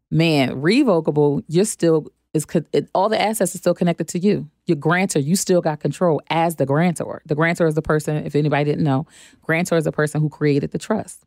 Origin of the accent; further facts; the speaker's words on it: Philadelphia, Pennsylvania, United States; now in Charlotte, United States; I'm from Philadelphia. Um, now I'm living in Charlotte